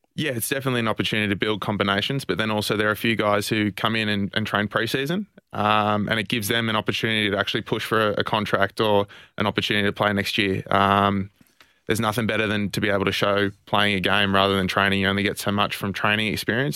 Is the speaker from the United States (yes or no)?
no; Australia; being an Australian